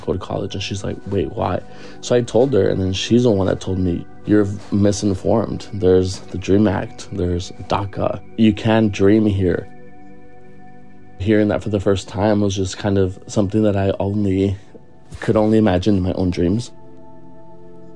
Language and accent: English; Anaheim, California, United States; born or raised there; also born or lived in Michoacán, Mexico